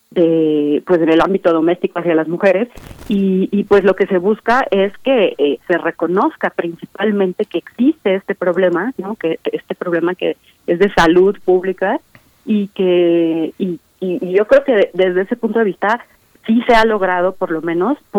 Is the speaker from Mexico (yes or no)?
yes; Mexico; O se está cuestionando realmente algunos valores que nos identifican como mexicanos